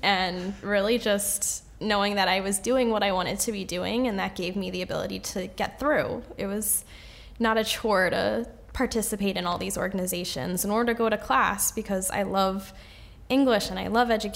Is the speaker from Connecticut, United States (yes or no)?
yes; Danbury, Connecticut, United States; I grew up in Danbury.